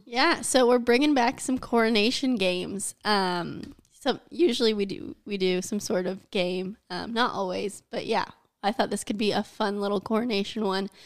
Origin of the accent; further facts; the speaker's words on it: United States; I am an American